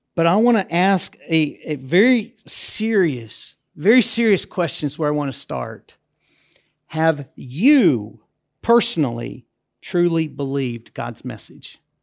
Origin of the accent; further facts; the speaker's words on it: United States; moved away as an adult; also born or lived in Europe; now in Debrecen, Hungary; as an American that has worked in Europe for over twenty years